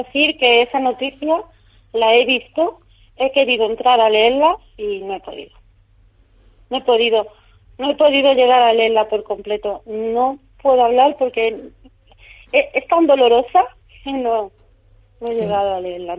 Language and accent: Spanish; Córdoba, Andalusia, Spain; now in Madrid, Spain; Yo soy de Córdoba, vivo en Madrid